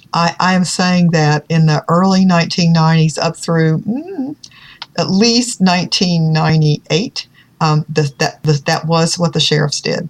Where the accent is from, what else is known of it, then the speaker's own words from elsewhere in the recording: Virginia, United States; In Virginia, that's my home state